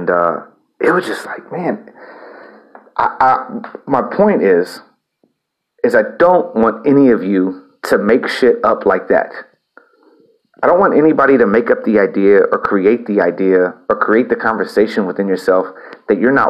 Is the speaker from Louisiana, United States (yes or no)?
no; El Campo, Texas, United States; also born or lived in Houston / Austin; my hometown of El Campo